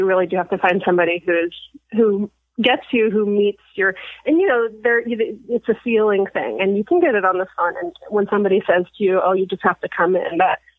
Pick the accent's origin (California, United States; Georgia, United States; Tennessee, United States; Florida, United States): California, United States; Sacramento; I'm from Sacramento.